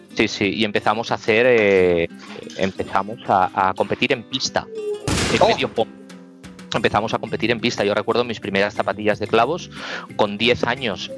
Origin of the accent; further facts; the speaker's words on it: Barcelona, Catalonia, Spain; nosotros salimos de Sagrada Familia, de la Avenida Baudí